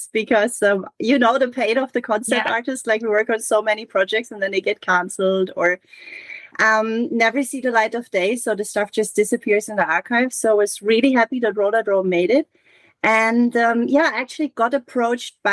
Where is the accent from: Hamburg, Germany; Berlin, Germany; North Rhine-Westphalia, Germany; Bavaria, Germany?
Hamburg, Germany; I'm from Hamburg and I reference my hometown